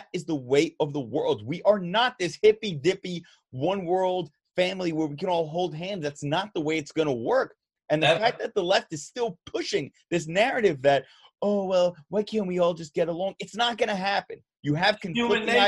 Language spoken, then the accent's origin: English; United States; I am an American. I was born here.